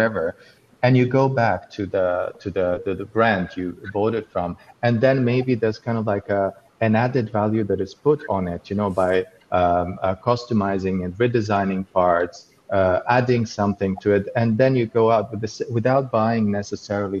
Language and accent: English; Florence, Tuscany, Italy; I grew up in Florence, in Tuscany